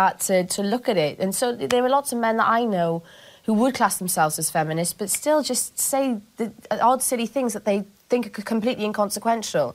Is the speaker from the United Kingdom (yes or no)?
yes; Cardiff, Wales, United Kingdom; accent: posh; I went from being all proper Cardiff